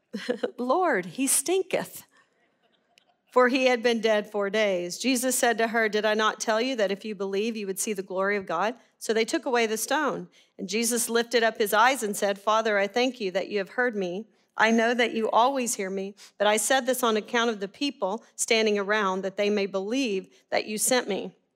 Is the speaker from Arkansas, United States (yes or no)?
yes; Arkansas, United States; we're from Arkansas